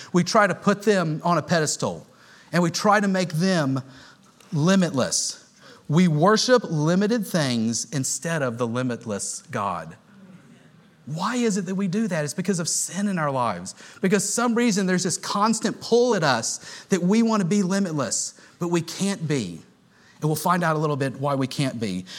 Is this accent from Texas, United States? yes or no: yes; Houston, Texas, United States; moved away; I grew up in Houston